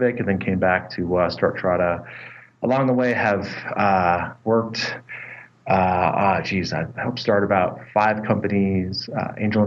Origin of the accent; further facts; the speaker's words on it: California, United States; moved away as an adult; also born or lived in Boston; now in Boulder, United States; I grew up in California